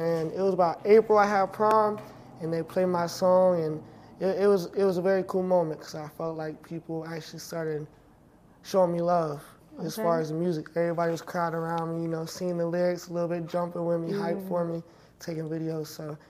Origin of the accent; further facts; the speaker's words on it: Clover, South Carolina, United States; So a little town called Clover, South Carolina.